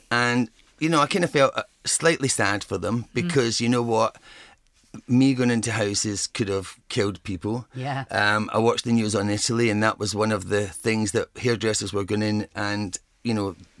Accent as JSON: {"language": "English", "country": "Ireland", "said": "Because I'm Irish and I've got red hair."}